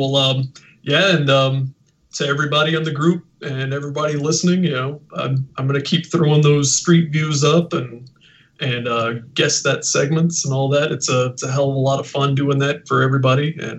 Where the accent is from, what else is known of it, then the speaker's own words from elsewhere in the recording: Texas, United States; I'm from Texas